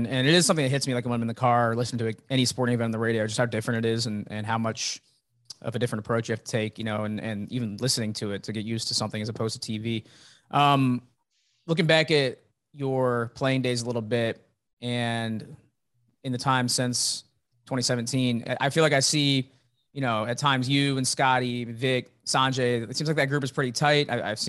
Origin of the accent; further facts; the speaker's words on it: Champaign, Illinois, United States; I'm a Central Illinois guy too.